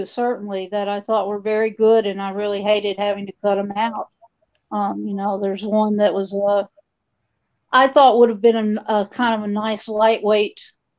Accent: the South, United States; And because I'm from the South, a lot of it's Southern writing.

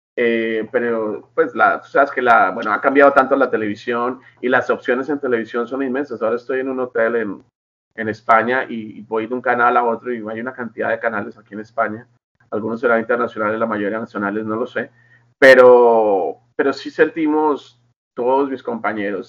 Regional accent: Colombia; now in Los Angeles, United States; soy colombiano

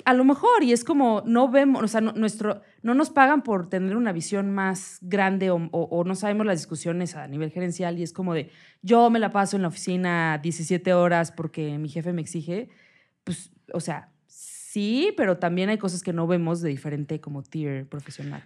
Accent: Mexico; como mexicana

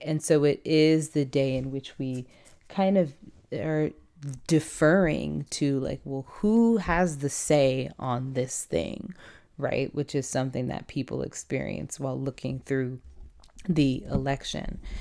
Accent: San Diego, California, United States; I'm from San Diego, California

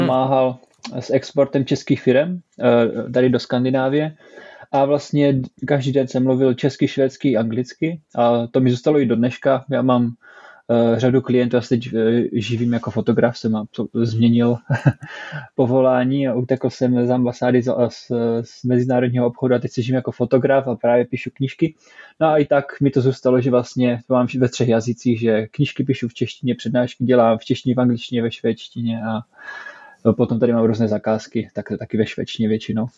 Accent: Czechia; moved away as an adult; now in Stockholm, Sweden; jsem taká rozdělená, rozdvojená osobnost, že jsem pořád Čech, ale zároveň teďka už i Švéd

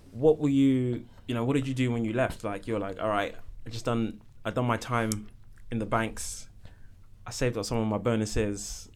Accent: London, United Kingdom; I'm from North London

